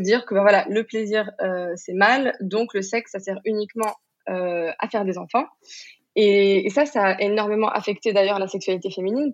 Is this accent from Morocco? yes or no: yes; Morocco; je suis marocaine, j'ai grandi au Maroc